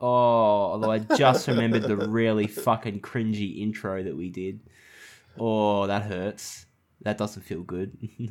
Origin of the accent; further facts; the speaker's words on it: Townsville, Queensland, Australia; So the house that I grew up in Townsville, it wasn't a two-story house, but it was up off the ground.